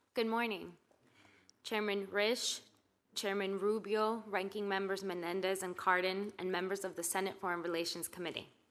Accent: New York City, New York, United States; I was born and raised in New York City as a first generation immigrant

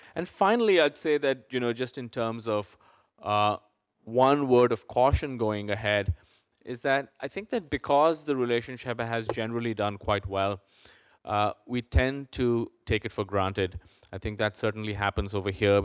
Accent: India; now in United States; I grew up in India

